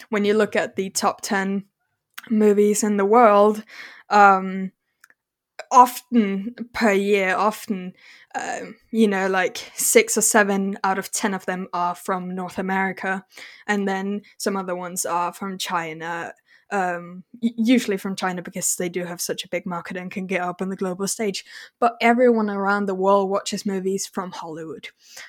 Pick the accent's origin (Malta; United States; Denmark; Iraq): Denmark; Like, I'm not English, I'm Danish and Norwegian.